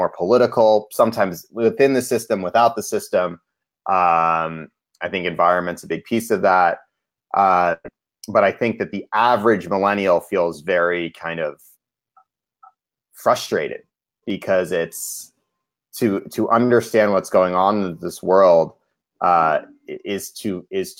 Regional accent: Cambridge, Massachusetts, United States; I grew up in Cambridge, Massachusetts, which is a progressive place

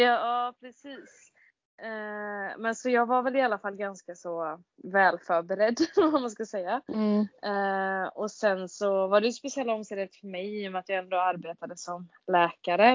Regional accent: Gothenburg, Västra Götaland, Sweden; jag är eh, född och uppvuxen i Göteborg

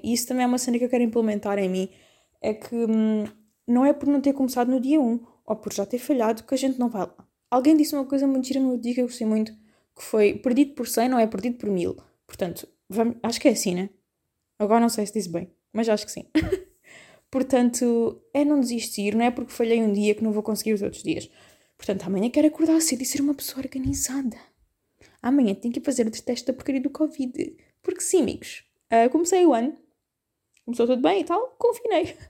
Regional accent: Algarve, Portugal; eu sei que sou algarvia, né? estou habituada ao calor

